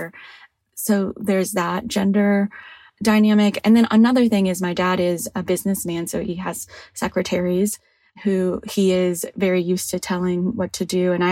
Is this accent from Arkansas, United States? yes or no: no; Houston, Texas, United States; English is a second language; moved away as an adult; now in Atlanta, United States; I'm from Houston, Texas, currently living in Atlanta, Georgia.